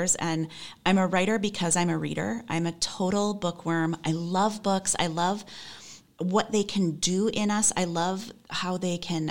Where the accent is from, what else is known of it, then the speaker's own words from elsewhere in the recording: Chicago, Illinois, United States; moved away as an adult; also born or lived in Michigan; now in New York City, United States; I grew up outside Chicago, lived in Michigan for a long time, moved back to Chicago